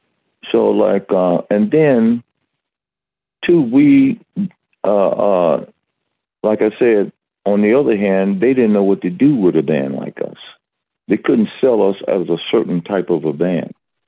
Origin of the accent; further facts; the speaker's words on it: Atlanta, Georgia, United States; I said, because I was born in Atlanta. I'm from Georgia.